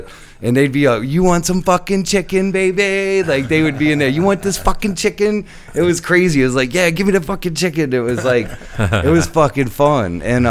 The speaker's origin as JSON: {"language": "English", "town": "New Orleans", "region": "Louisiana", "country": "United States", "tie": "born or raised there", "said": "I told his businessman I was from Little Woods"}